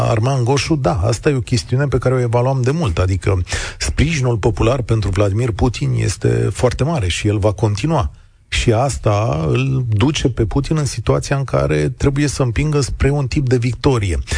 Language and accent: Romanian; Moldova; now in Romania; sunt basarabean.